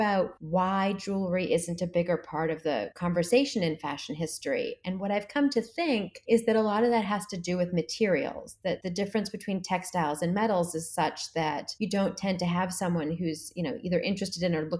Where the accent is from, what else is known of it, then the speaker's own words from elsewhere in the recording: Boston, Massachusetts, United States; also born or lived in New York; I'm from Boston